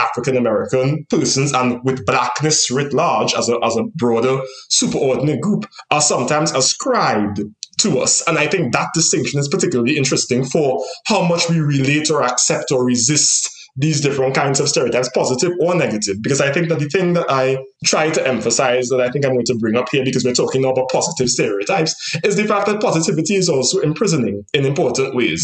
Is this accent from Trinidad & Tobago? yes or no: yes; Trinidad & Tobago; moved away; in terms of being from the Caribbean and being from Trinidad in particular